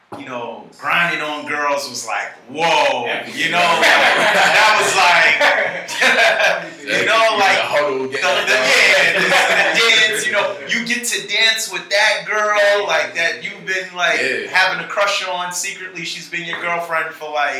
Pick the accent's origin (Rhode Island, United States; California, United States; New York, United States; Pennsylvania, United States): New York, United States; New York City; moved away; also born or lived in Atlanta, Georgia; I'm from Staten Island, New York, Shaolin. I'm from the areas of Port Richmond and Manus Harbor